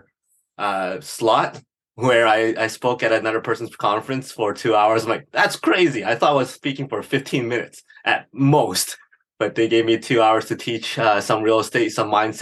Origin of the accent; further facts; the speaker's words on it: Edmonton, Alberta, Canada; Born and raised in Edmonton, Alberta